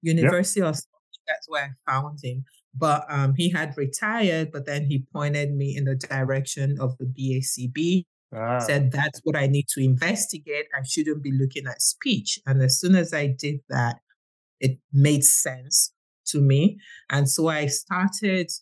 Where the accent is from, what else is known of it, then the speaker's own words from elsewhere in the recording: Nigeria; I'm from Nigeria and I have a daughter who's got autism